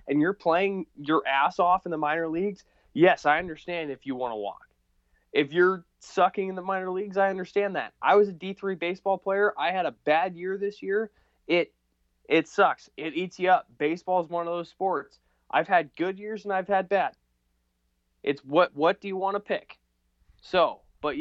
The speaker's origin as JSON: {"language": "English", "region": "Nebraska", "country": "United States", "said": "I'm from Nebraska"}